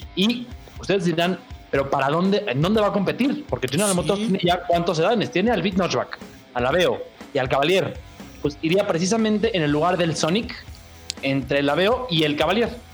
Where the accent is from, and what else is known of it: Mexico